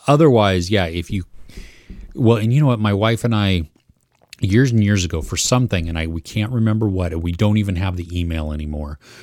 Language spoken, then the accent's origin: English; United States; as an American